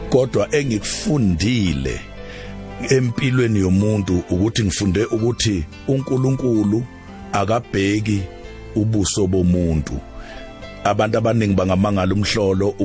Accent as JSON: {"language": "Zulu", "town": "Nquthu", "region": "KwaZulu-Natal", "country": "South Africa", "tie": "born or raised there", "said": "la engivela khona ngizalwa enquthu endaweni yasemaduladula abakithi ke abaningi … ngobuningi bavela egoqwaneni endaweni yakhona enquthu ngakomphondi"}